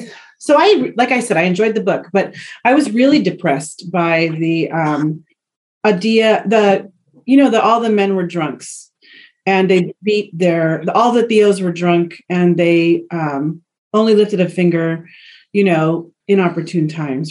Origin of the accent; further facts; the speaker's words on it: Oxnard, California, United States; I grew up in Oxnard, California.